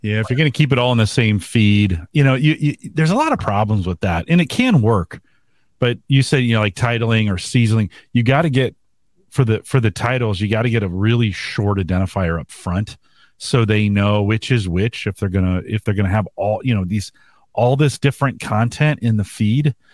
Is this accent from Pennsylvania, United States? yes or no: no; California, United States; moved away; I was from California.